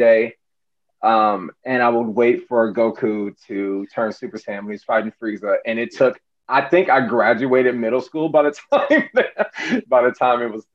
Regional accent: Los Angeles, California, United States; moved away as an adult; now in Florida, United States; I'm originally from Los Angeles

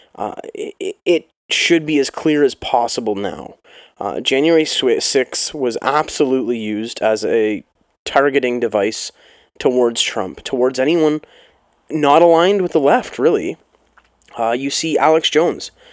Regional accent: Canada

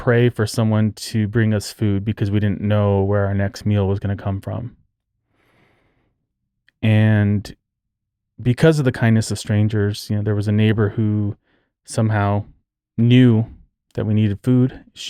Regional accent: Socorro, New Mexico, United States; born there; I was born in 1980 in New Mexico, in Socorro, New Mexico, which is a tiny town south of Albuquerque.

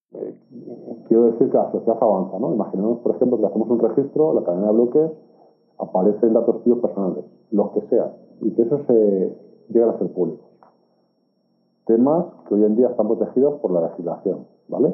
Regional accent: Spain

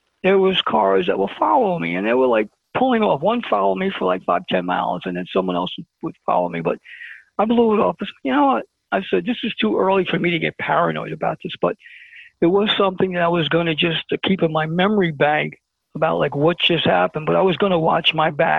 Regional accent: New York City, New York, United States; we don't take prisoners where I come from. I said, I'm from Brooklyn

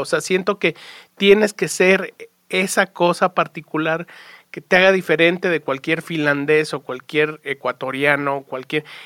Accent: Mexico; born or raised there

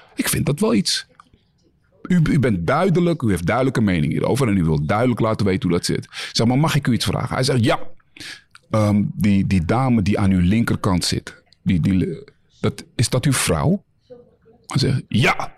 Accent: Netherlands; wij als Nederlanders

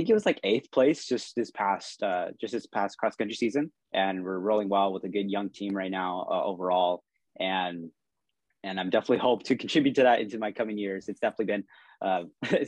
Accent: Riverside, California, United States; moved away as an adult; also born or lived in Chico, California; I'm from Southern California, from Riverside.

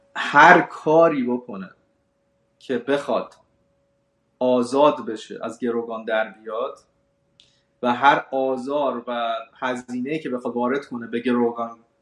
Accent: Iran; moved away; ما هم که اومدیم از ایران بیرون

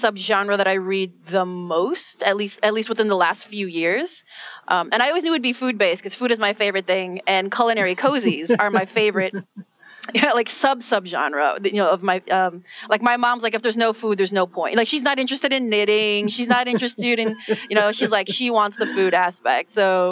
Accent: Chicago, Illinois, United States; I was born and raised in Chicago.

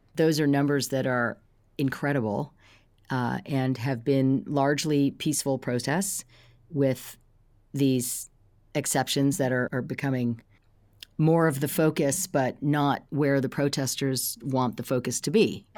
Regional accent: Silicon Valley, California, United States; I come from Silicon Valley

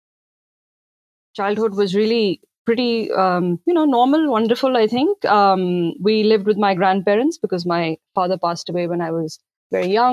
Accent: Delhi, India; now in Noida, India; I grew up in Delhi, and I live now in a suburb in the neighboring state of Uttar Pradesh. So I live in Noida

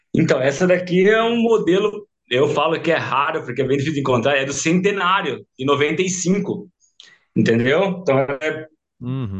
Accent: Mineiros do Tietê, São Paulo, Brazil; eu sou de Mineiros do Tietê, hum. é, interior de São Paulo, uma cidadezinha de 12 mil habitantes

